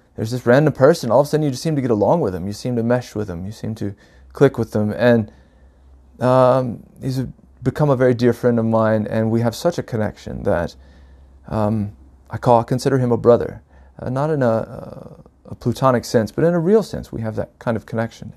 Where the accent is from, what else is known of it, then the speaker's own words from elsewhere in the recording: North Carolina, United States; moved away as an adult; now in Oregon, United States; I was born and raised in North Carolina, uh, back in nineteen seventy-eight